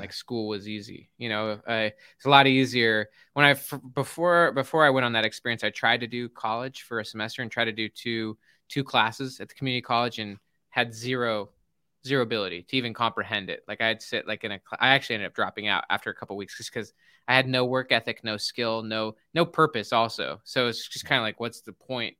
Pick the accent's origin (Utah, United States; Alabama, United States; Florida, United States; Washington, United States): Utah, United States; Salt Lake City; I grew up in Salt Lake City, Utah